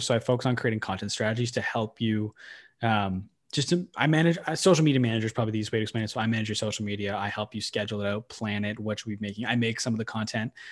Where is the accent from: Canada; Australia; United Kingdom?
Canada; Manitoba; moved away as an adult; now in Ottawa, Canada; I grew up in Ottawa till I was nine, and then I moved away to Manitoba, lived in Manitoba for nine years